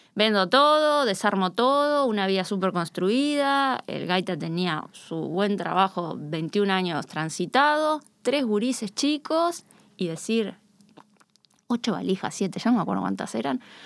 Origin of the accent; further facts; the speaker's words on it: Río de la Plata, Uruguay; accent: Rioplatense yeísmo; now in Spain; nuestro yeísmo resiliente del Río de la Plata